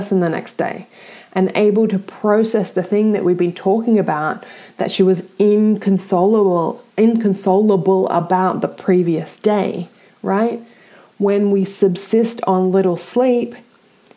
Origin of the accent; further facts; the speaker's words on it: Australia; I'm Australian